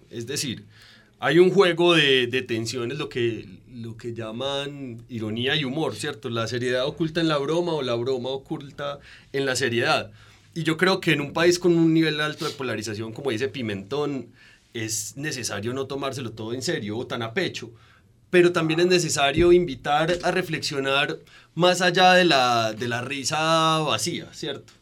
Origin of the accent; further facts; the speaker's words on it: Colombia; uno se asume como colombiano